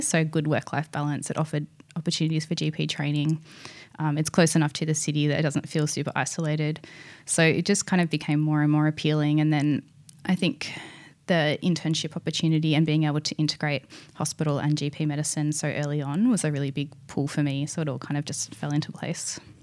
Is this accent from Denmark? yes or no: no; East Gippsland, Victoria, Australia; moved away as an adult; also born or lived in Paris, France / Vancouver, Canada; this is my hometown, and you know, I'm I know the area.